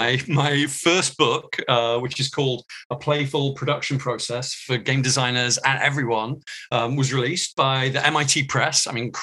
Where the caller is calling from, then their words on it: Los Angeles, California, United States; I am calling in from Southern California, from the city of Los Angeles.